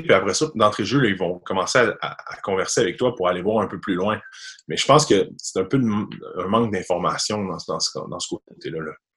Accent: Sainte-Catherine-de-la-Jacques-Cartier, Quebec, Canada; moi, j'étais un petit gars de Sainte-Catherine, agent quartier, euh, Québec, donc un reculant banlieue, loin de la ville. Je suis un petit gars de la campagne, donc j'ai 26 ans. j'ai grandi là toute ma jeunesse

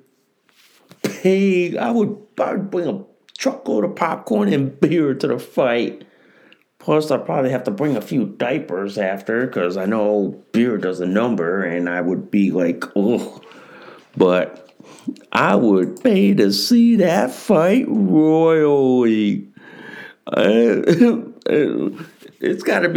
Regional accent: Connecticut, United States; my home state of Connecticut

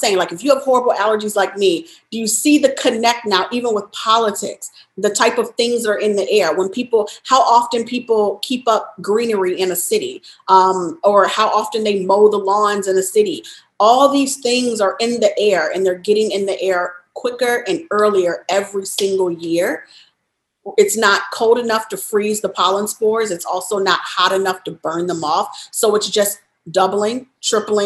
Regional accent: Chicago, Illinois, United States; moved away; also born or lived in Louisiana / Texas / New York; born and raised in Chicago, then lived in Louisiana, lived in Texas, lived in New York.

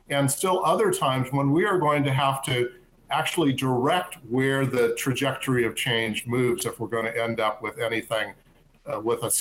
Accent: Southern California, United States; I grew up in Southern California.

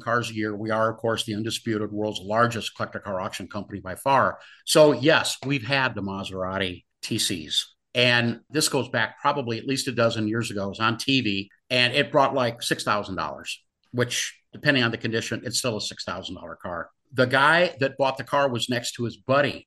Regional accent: Los Angeles, California, United States; growing up in Southern California

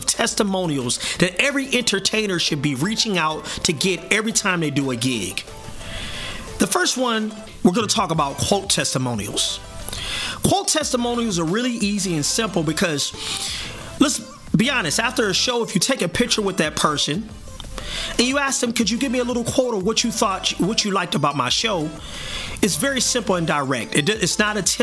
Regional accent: South Bend, Indiana, United States; my hometown, South Bend, Indiana

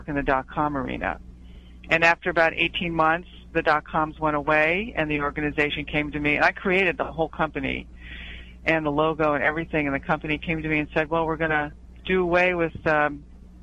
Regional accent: New Jersey, United States; I grew up in New Jersey on the shore

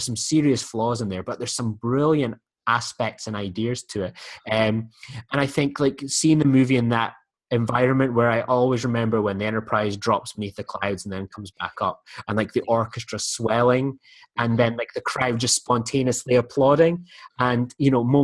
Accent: United Kingdom; I'm British

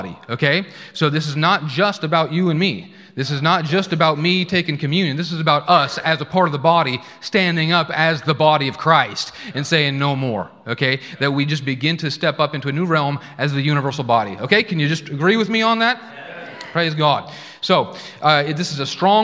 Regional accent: Oregon, United States; moved away as an adult; also born or lived in Tulsa, Oklahoma; I grew up in Oregon

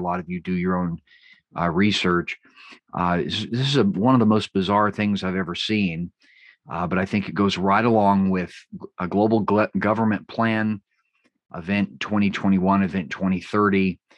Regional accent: West Coast, United States; I tend to talk fast, you know, I'm from the West Coast

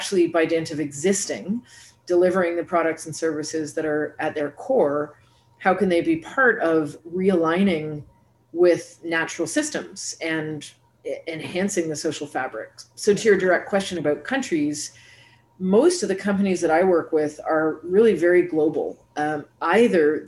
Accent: Canada; also born or lived in New York City / Brazil / Germany; now in Montreal, Canada; So I'm coming to you today from Montreal, Canada, and I'm Canadian

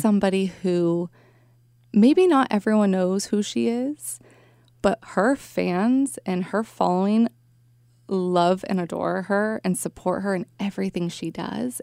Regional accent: Bay Area, California, United States; I grew up in the Bay Area, lived here my whole life

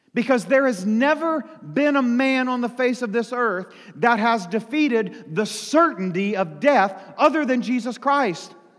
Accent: United States; I live as an American in the United States of America

